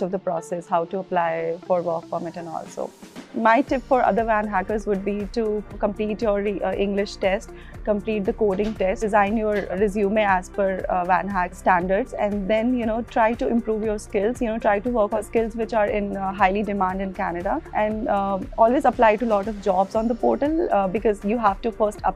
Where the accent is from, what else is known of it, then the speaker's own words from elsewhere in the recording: New Delhi, Delhi, India; I'm from New Delhi, India